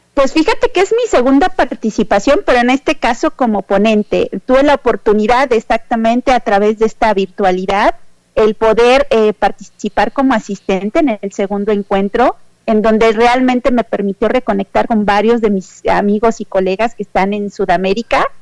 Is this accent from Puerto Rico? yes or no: no; Mexico; yo vengo de México